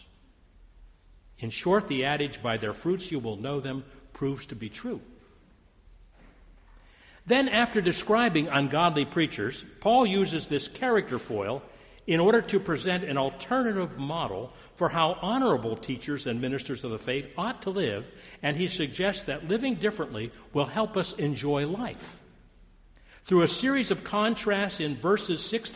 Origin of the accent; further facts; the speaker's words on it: Steubenville, Ohio, United States; I grew up in Steubenville, Ohio, we lived across the street from a very conservative Jewish family